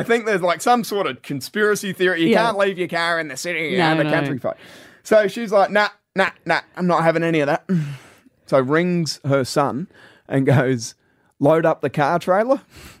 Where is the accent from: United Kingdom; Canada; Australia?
Australia; Meadows, South Australia; I grew up in Meadows, so up in the Adelaide Hills.